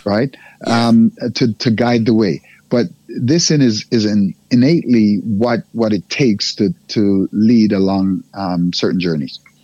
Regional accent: Jamaica; moved away; also born or lived in Africa; I'm Jamaican born

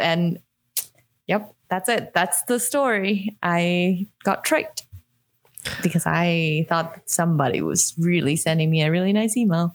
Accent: Hong Kong; moved away; I grew up in Hong Kong

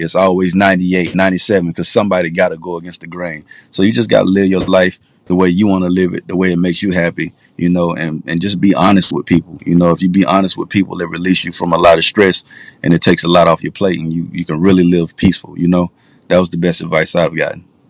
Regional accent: Pensacola, Florida, United States; also born or lived in Atlanta; I'm originally from Pensacola, Florida, born and raised

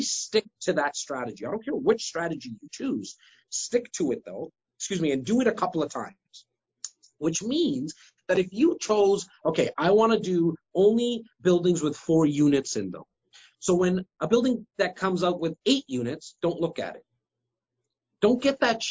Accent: Toronto, Ontario, Canada; it's also the place I'm born and raised.

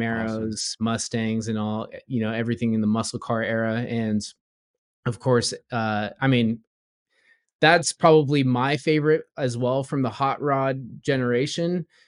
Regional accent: Southern California, United States; born or raised there; also born or lived in Florida / Ohio

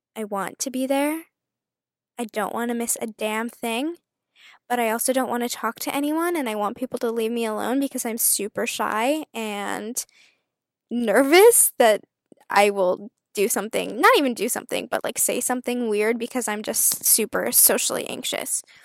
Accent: Canada; I'm Canadian

